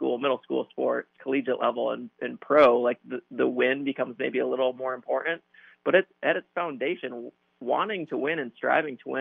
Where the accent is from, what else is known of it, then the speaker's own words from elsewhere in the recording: Grand Rapids, Michigan, United States; So I grew up in Grand Rapids, Michigan